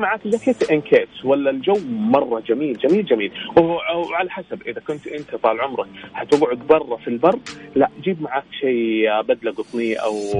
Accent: Cairo, Cairo Governorate, Egypt; now in Jeddah, Saudi Arabia; انا من مصر من القاهره

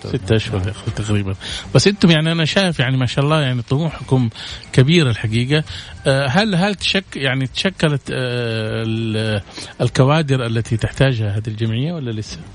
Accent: Saudi Arabia; عندنا في السعوديه

